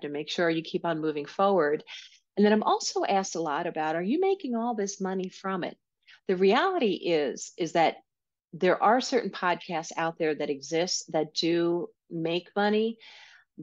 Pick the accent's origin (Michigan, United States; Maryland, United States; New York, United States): New York, United States; accent: New York; my New York accent might be coming out more.